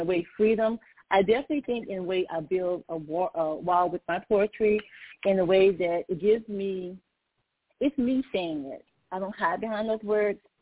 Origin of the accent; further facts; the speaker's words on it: Natchitoches, Louisiana, United States; now in Maryland, United States; I'm a native of Natchitoches, Louisiana.